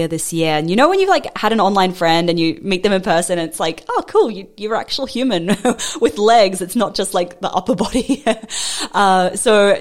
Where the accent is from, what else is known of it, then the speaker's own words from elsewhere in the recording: New Zealand; now in Australia; I'm a Kiwi citizen in Australia